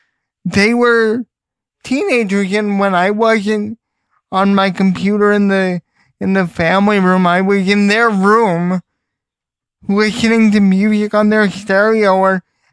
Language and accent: English; Ronkonkoma, New York, United States; I'm the lone New Yorker in the group